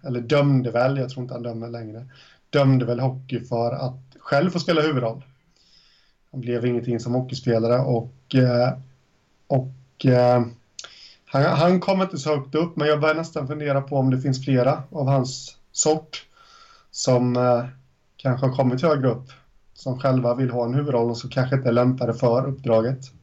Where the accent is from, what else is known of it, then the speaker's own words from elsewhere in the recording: Småland, Sweden; jag är från Småland